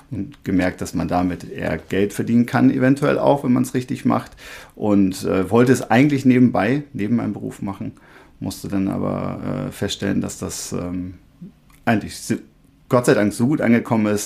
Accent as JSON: {"language": "German", "town": "Buchholz in der Nordheide", "region": "Lower Saxony", "country": "Germany", "tie": "born or raised there", "said": "also ich bin in Buchholz geboren, habe ein paar Jahre in Holmseppensen gelebt, bin dann aber in der äh, Buchholzer Umgebung aufgewachsen"}